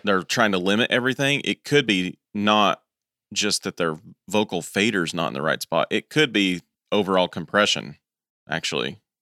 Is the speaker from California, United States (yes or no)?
no; East Tennessee, United States; I'm from East Tennessee